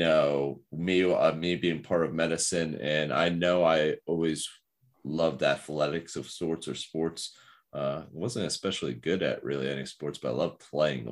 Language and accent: English; New Jersey, United States; I know all the places around my hometown